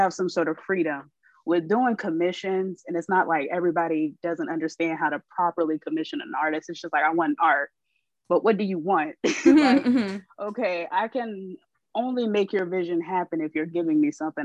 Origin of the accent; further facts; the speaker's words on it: Columbus, Ohio, United States; now in Florida, United States; I am originally from Columbus, Ohio, but I, I reside in Florida